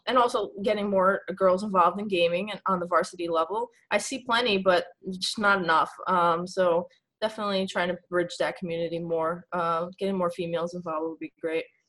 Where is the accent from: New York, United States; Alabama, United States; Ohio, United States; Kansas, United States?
New York, United States; New York City; moved away as an adult; now in Pennsylvania, United States; I'm from New York